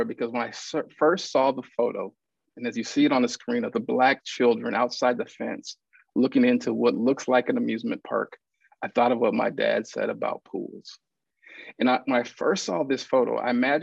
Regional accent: Lincoln, Nebraska, United States; I was born and raised in Lincoln, Nebraska

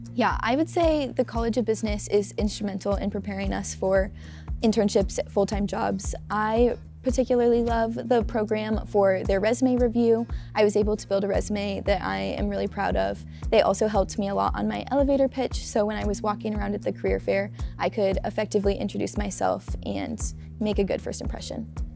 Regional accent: St. Louis, Missouri, United States; moved away as an adult; now in Lincoln, United States; I'm from St. Louis, Missouri

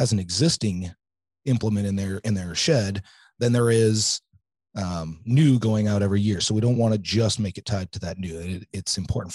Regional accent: central Illinois, United States; I grew up in central Illinois, right here, about an hour or two north of here.

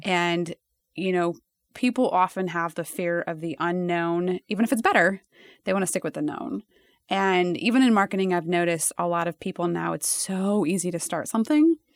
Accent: Nebraska, United States; I was from Nebraska

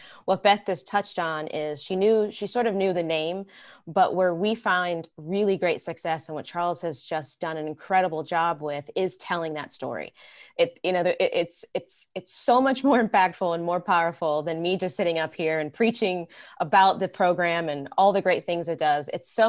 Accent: Puerto Rico; also born or lived in Atlanta, Georgia / Rochester, New York; now in Massachusetts, United States; I'm a little bit more of a Southern gal. I'm originally from Puerto Rico, actually, and then moved to Atlanta, Georgia, and then ended up in the Arctic Northeast and Rochester, New York, and then now in Massachusetts.

